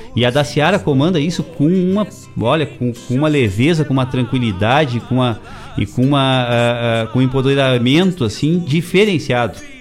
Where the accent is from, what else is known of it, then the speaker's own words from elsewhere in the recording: Eldorado do Sul, Rio Grande do Sul, Brazil; dentro da escola da Hegel Neto, lá hoje, hoje Eldorado do Sul, né, antiga Medianeira, bairro de Guaíba. Então lá na minha infância, com 8, 9 anos de idade